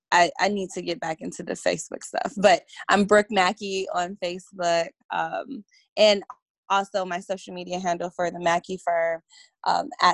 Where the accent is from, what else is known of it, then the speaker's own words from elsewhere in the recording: Detroit, Michigan, United States; moved away; I'm originally from Detroit